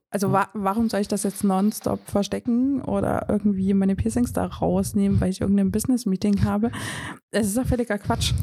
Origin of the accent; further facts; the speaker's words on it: Riesa, Saxony, Germany; ich komme ja gebürtig aus Riesa